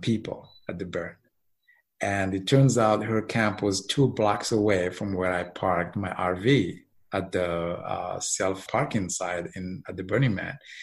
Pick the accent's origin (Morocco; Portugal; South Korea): Morocco; moved away as an adult; now in United States; I'm originally from Morocco